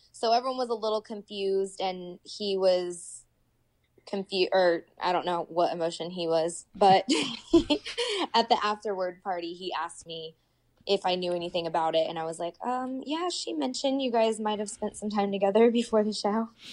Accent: Indiana, United States; moved away as an adult; also born or lived in Oklahoma; at the time, I was living in Oklahoma, but I was from Indiana, so I was planning a trip home anyway

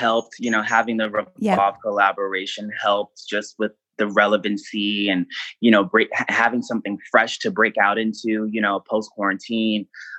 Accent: Queens, New York, United States; like I'm from Queens, I'm from New York City. Like for me, like I didn't grow up with a silver spoon in my mouth.

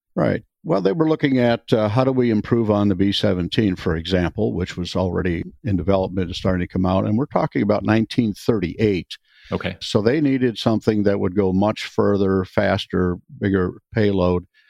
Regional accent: Wisconsin, United States; moved away as an adult; I'm from Wisconsin originally. I grew up on a dairy farm, so that was first 20 years of my life or so.

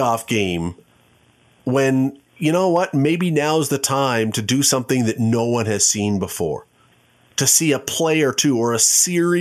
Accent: Toronto, Ontario, Canada; When I grew up in Toronto, it was in the Condridge Holloway Barnes era

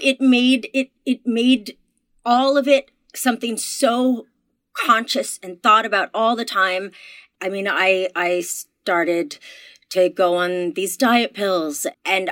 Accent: Canada; I'm Canadian

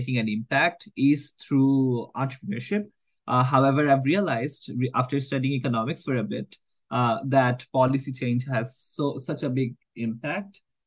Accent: Bangladesh; now in Canada; my lived and learned experiences growing up in Bangladesh

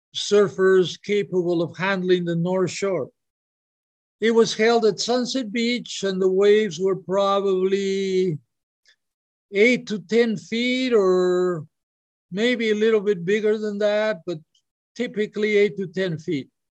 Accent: Peru; now in Hawaii, United States; I'm from Peru, I would go, I lived in Hawaii, but I would go back to Peru for a month or two every year.

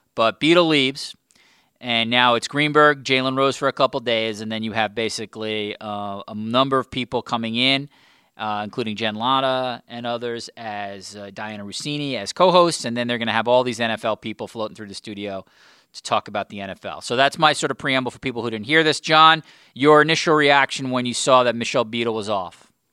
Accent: New York, United States; I'm a New Yorker

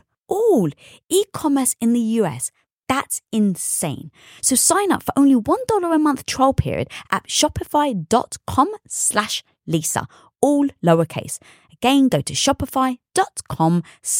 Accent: London, United Kingdom; I was brought up in North London around a Greek and Turkish community.

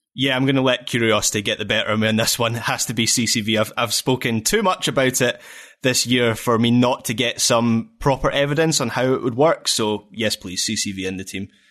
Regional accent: Scotland, United Kingdom; we're Scottish

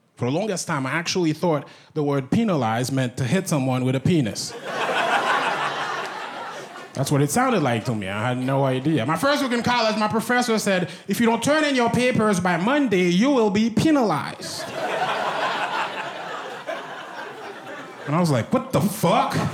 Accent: Haiti; first language Haitian Creole; English is a second language; also born or lived in Brooklyn; now in United States; I'm from Haiti. I'm Haitian.

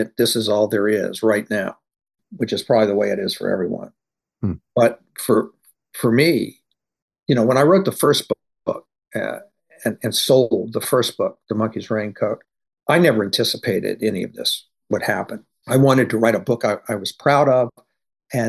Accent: Louisiana, United States; moved away as an adult; now in Los Angeles, United States; I'm from Louisiana, where I began as a short story writer

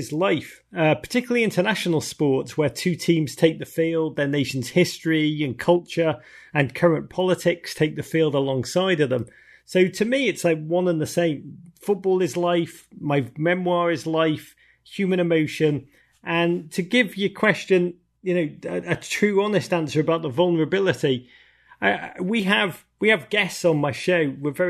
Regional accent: Los Angeles, California, United States; You know, I grew up in LA and I love ….

